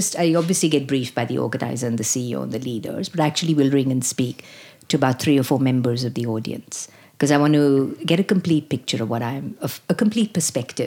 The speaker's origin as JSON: {"language": "English", "town": "Mumbai", "region": "Maharashtra", "country": "India", "tie": "born or raised there", "moved": "as an adult", "lives_now": "Australia", "said": "I grew up in Bombay, India"}